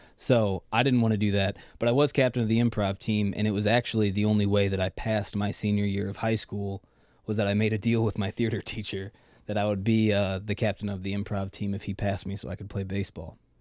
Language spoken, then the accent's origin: English; Lake Saint Louis, Missouri, United States; Growing up in Lake Saint Louis was amazing